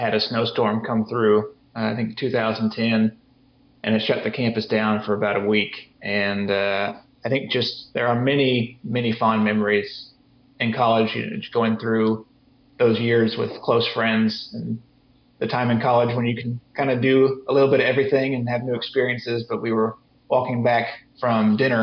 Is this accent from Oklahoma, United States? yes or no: yes; Oklahoma City, Oklahoma, United States; moved away as an adult; also born or lived in Missouri; now in Alabama, United States; I grew up in the Oklahoma City area